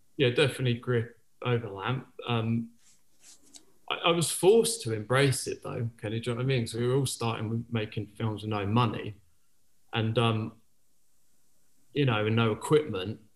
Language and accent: English; Penzance, South West England, United Kingdom; moved away as an adult; also born or lived in New York; I grew up in Penzance, Cornwall, and not a lot of filmmakers come out there